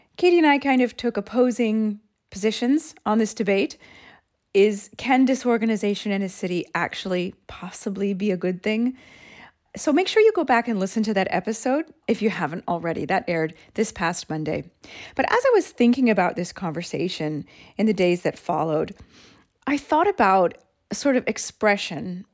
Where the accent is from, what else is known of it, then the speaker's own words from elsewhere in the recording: United States; moved away as an adult; now in Rome, Italy; being an American that I was